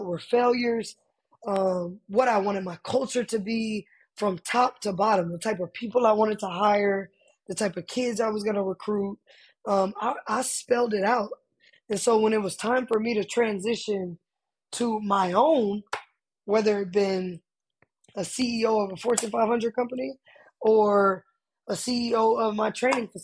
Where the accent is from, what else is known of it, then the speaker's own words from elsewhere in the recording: Austin, Texas, United States; moved away as an adult; I'm originally from Austin, Texas, born and raised